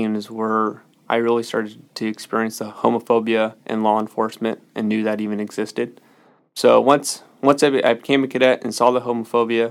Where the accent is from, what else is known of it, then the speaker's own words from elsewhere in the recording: Solano County, California, United States; I grew up in Solano County, very sheltered to Solano County